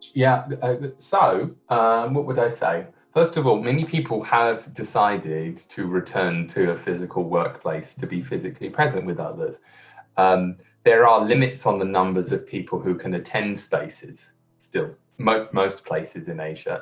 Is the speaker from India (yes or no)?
no; London, United Kingdom; moved away; I'm from the UK. I'm from London